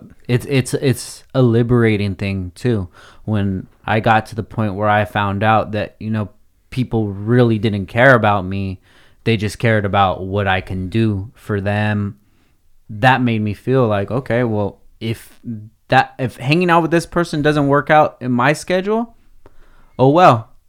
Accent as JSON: {"language": "English", "town": "Oxnard", "region": "California", "country": "United States", "said": "The ideas and the person that I am from Oxnard"}